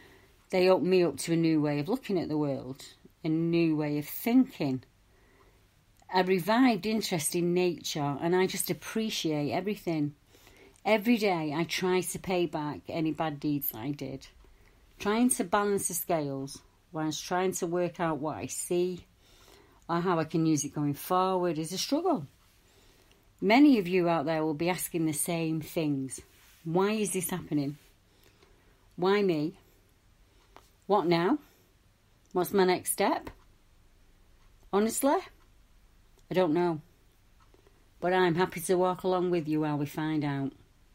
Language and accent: English; Stockport, North West England, United Kingdom; I'm from Stockport.